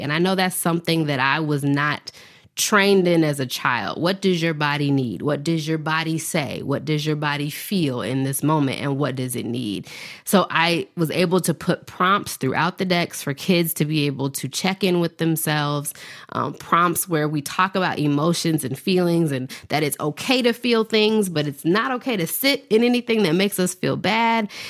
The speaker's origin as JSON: {"language": "English", "town": "Nashville", "region": "Tennessee", "country": "United States", "tie": "born or raised there", "said": "I was born in Nashville, Tennessee, raised in the South"}